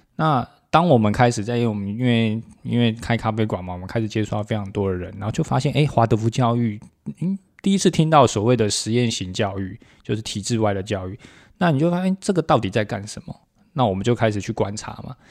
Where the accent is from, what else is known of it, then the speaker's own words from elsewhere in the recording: Taiwan; 闽南语是我们台湾很重要的一个本土母语